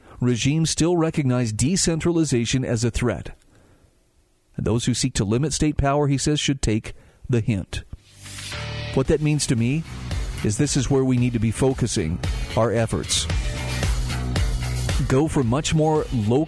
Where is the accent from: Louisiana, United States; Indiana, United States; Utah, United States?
Utah, United States; my home state of Utah